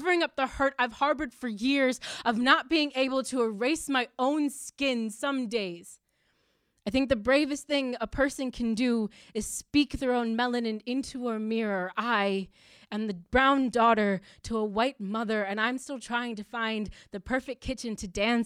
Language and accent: English; United States; I'm American